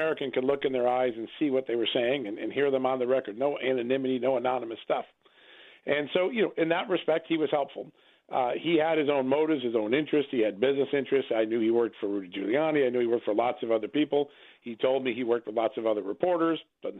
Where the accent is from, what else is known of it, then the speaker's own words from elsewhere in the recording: Ukraine; my home country in Ukraine